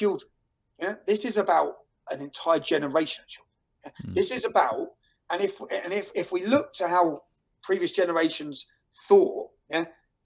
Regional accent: Luton, East of England, United Kingdom; moved away as an adult; in my hometown of Luton

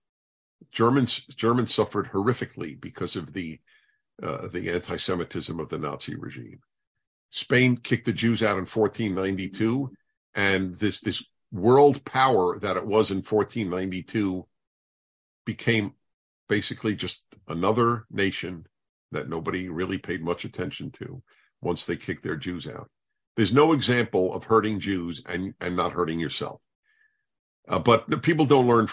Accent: United States; as an American

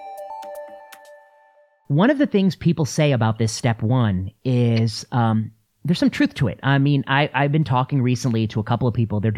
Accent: La Porte, Indiana, United States; I grew up in La Porte, Indiana, which is Rust Belt, tough place.

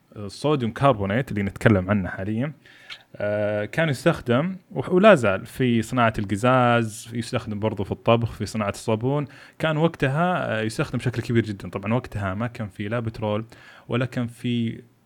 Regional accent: Saudi Arabia; أنا سعودي خريج البترول

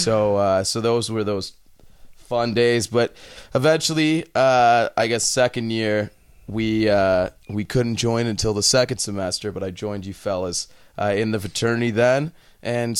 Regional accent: New York City, New York, United States; also born or lived in Toronto (parents) / London, Ontario (Western University); now in Canada; Born and raised in New York City

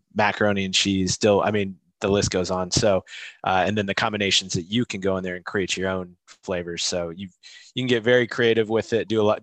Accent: Midwest, United States; moved away; I'm from the Midwest originally

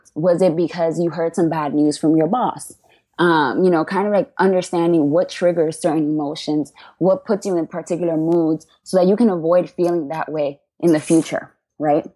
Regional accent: New York City, New York, United States; I grew up in the South Bronx

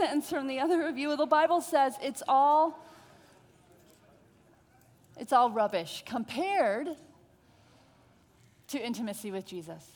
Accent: Connecticut, United States; I'm from Connecticut

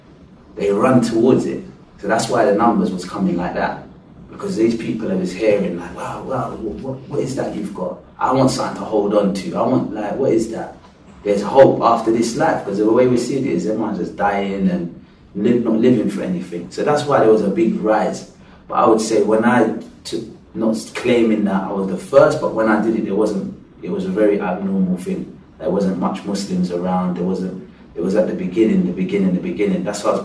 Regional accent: England, United Kingdom; So because I come from England, and because my mum and dad is Christian and their parents were Christian

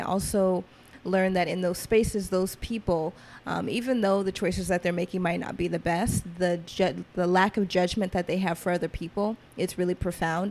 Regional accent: Atlanta, Georgia, United States; growing up in Atlanta, being born in Atlanta, I grew up kind of in trap culture

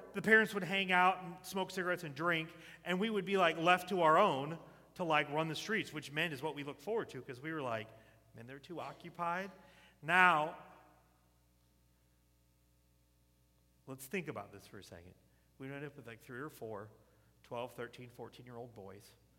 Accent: the South, United States; I grew up in the South.

